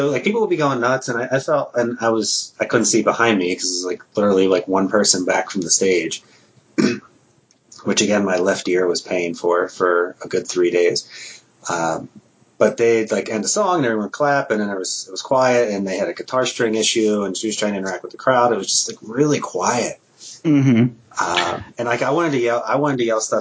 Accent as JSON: {"language": "English", "area": "Philadelphia area", "region": "New Jersey", "country": "United States", "tie": "born or raised there", "moved": "yes", "lives_now": "Minnesota, United States", "said": "growing up in South Jersey, Philly area"}